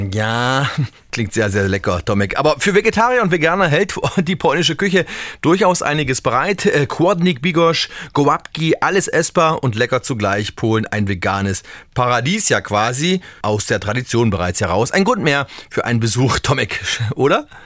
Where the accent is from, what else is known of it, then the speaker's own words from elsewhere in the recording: Germany; mein Heimatland hier auf Deutschland